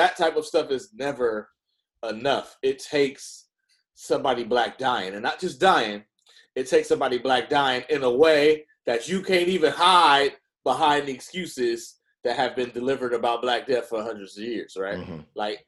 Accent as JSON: {"language": "English", "town": "Oakland", "region": "California", "country": "United States", "said": "I'm from Oakland"}